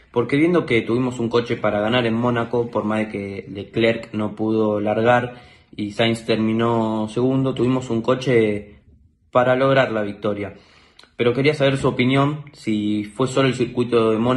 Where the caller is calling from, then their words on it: Buenos Aires, Argentina; Hola, ¿cómo están a todos los podcast? … soy de Buenos Aires.